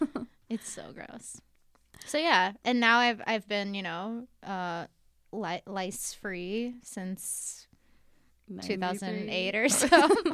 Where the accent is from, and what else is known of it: Virginia, United States; moved away as an adult; now in London, United Kingdom